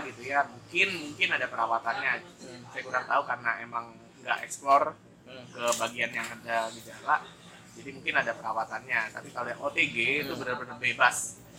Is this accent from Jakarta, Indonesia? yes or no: yes; Jakarta, Indonesia; mereka ketemukan di Jakarta dan jadilah saya orang Jakarta